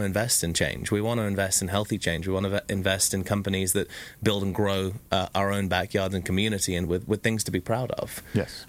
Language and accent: English; England, United Kingdom; now in Orange County, United States; being English